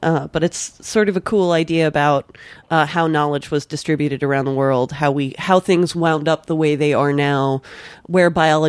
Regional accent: Scotland, United Kingdom; I mean, I'm a Scot

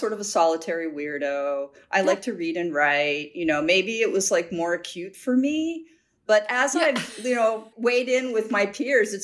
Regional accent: Midwest, United States; now in New York City, United States; I grew up in the Midwest

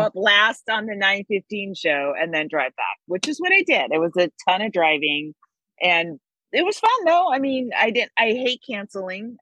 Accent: Bay Area, California, United States; I'm from the Bay Area

